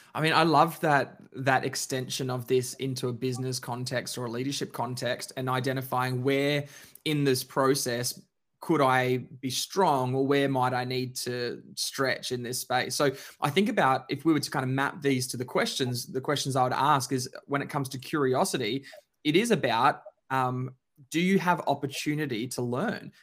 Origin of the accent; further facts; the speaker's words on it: Queensland, Australia; now in Melbourne, Australia; Queenslander by birth, Melbourneian by choice